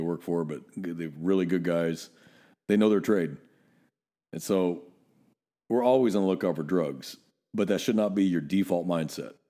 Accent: Northern California, United States; now in Texas, United States; I'm still too Northern California

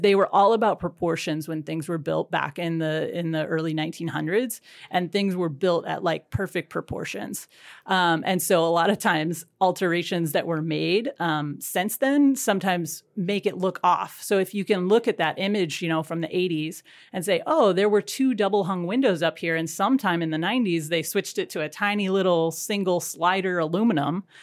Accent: Whatcom County, Washington, United States; I grew up in Whatcom County and you know, going to Ferndale

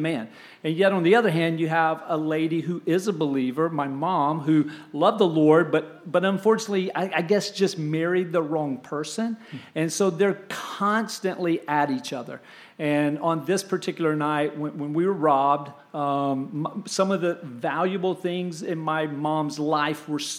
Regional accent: Kingsport, Tennessee, United States; also born or lived in Anniston, Alabama; now in Tampa, United States; we moved from the Anniston, Oxford, Alabama area all the way to a little place called Kingsport, Tennessee, up in Upper East Tennessee, just east of Knoxville

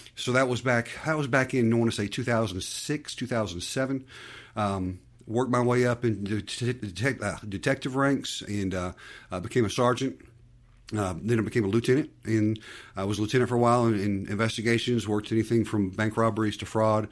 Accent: Conyers, Georgia, United States; also born or lived in Decatur, Georgia; I was born in Decatur

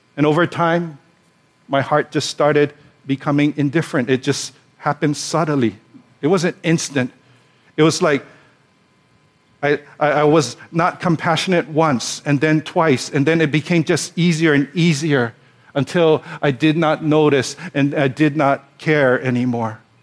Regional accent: Hawaii, United States; also born or lived in Pasadena, California; we're born and raised in Hawaii. We've lived here all our lives

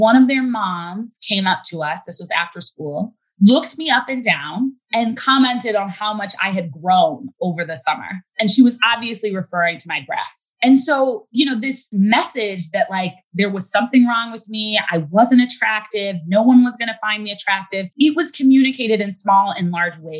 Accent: United States; as a Black girl growing up in America

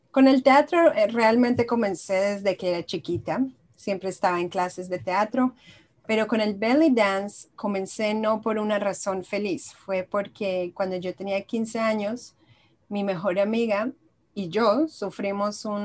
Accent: Israel; moved away as an adult; also born or lived in Colombia; now in United States; Yo soy eh, colombiana y israelí. Soy mitad de mitad. Yo nací en Israel, luego cuando tenía dos años me mudé a Colombia, mi mamá es colombiana, luego a los 10 años me volví a Israel y luego a los 21 me pasé a vivir a Estados Unidos.

